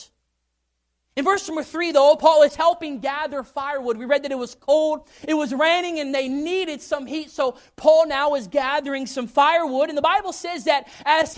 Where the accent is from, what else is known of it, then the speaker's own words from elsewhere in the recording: Kentucky, United States; also born or lived in Tennessee; I had grown up in Kentucky. I was born in Tennessee, but I had grown up in Kentucky